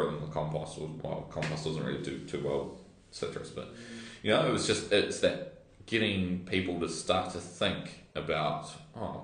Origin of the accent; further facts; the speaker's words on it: Waikato Beach, New Zealand; now in Wellington, New Zealand; growing up in Waikato Beach